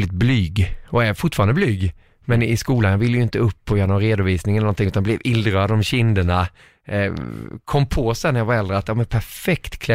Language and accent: Swedish; Småland, Sweden; moved away as an adult; now in Stockholm, Sweden; De vet väl att jag är smålänning